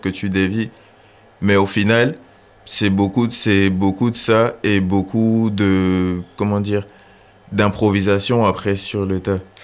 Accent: Gabon; moved away as an adult; now in France; j'ai 23 ans, je suis gabonais et je suis en France depuis 5 ans maintenant.

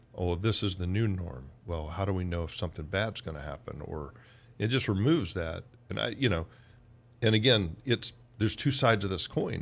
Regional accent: Georgia, United States; also born or lived in Oklahoma; in Georgia, where I'm from

